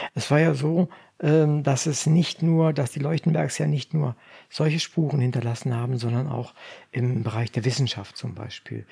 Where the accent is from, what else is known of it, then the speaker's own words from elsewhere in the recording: Braunschweig, Lower Saxony, Germany; also born or lived in Wolfenbüttel; Wir kommen aus Braunschweig, Wolfenbüttel, Braunschweig.